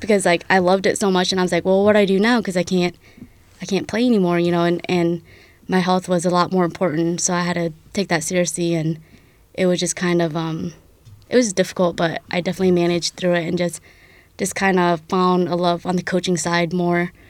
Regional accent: Dakota City, Nebraska, United States; to be technical, I'm from Dakota City. I just went to South City High School

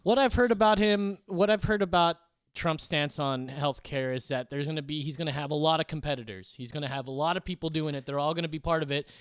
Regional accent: California, United States; California, my home state

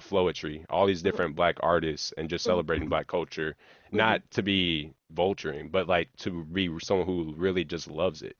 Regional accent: Hazelwood, Missouri, United States; growing up in Hazelwood

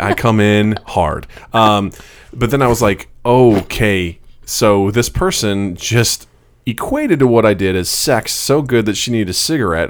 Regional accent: Missouri, United States; a town right by where I grew up in Missouri, a town called Edina

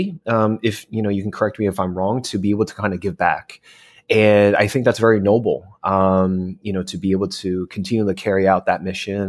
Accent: New Jersey, United States; now in California, United States; I was born and raised in New Jersey, and my parents are immigrants from China and Hong Kong

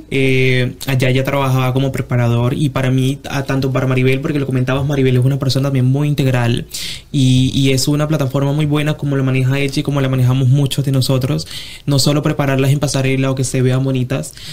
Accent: Venezuela; moved away; Vengo de Venezuela, un país en donde para nosotros es una, cultura de mucho, de, sí, de mucha belleza, de mucho de, de muchos certámenes, de muchas cosas.

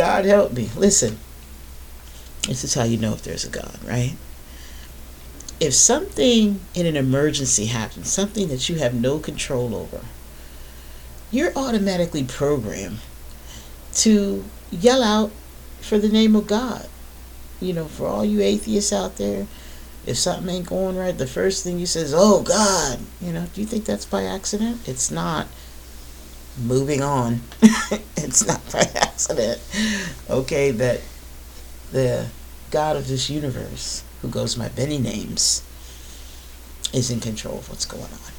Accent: the North, United States; I'm not from the South, I'm from the North, right? I'm from the North

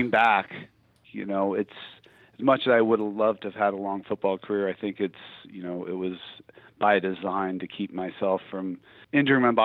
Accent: Orange County, California, United States; I grew up in Orange County, California, Southern California

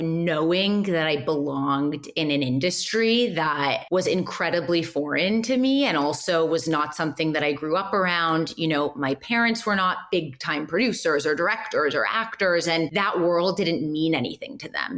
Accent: Los Angeles, California, United States; also born or lived in Boston; I am born and raised in Los Angeles.

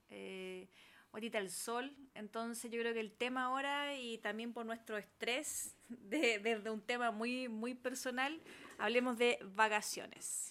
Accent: Cartagena, Valparaíso, Chile; mis vacaciones y gran parte de mi infancia fueron en Cartagena. Barrio popular de Cartagena

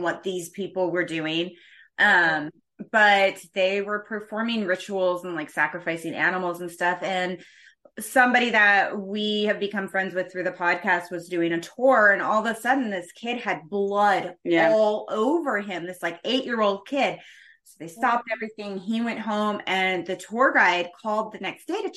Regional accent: New England, United States; I grew up in New England

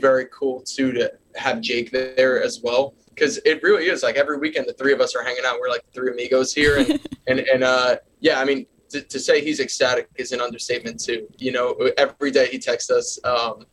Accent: New York City, New York, United States; Staten Island, which is where I'm born and raised

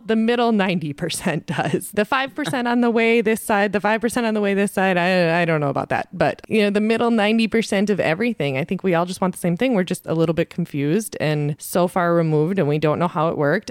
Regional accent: South Dakota, United States; moved away; when I grew up in South Dakota

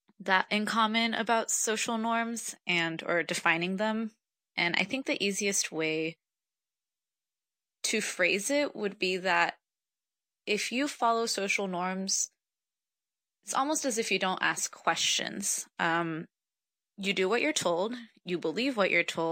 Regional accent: Morelia, Michoacán, Mexico; also born or lived in United States; now in New York City, United States; I was born in Morelia, Michoacán, in Mexico, and I'm currently in New York

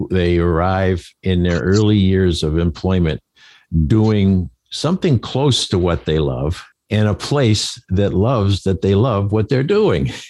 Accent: Maine, United States; accent: Maine; That's my Maine accent

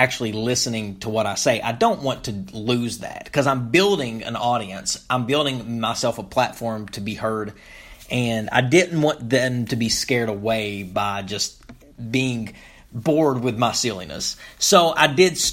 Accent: Topmost, Kentucky, United States; moved away; I grew up in a small town in eastern Kentucky called Topmost

